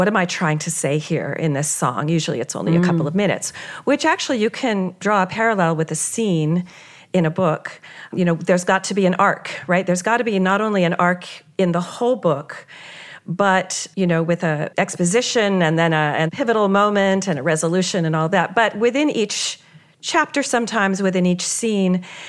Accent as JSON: {"language": "English", "region": "California", "country": "United States", "tie": "born or raised there", "said": "I'm a child of the 60s and 70s. I was brought up in California with that kind of, you know, I did the EST training"}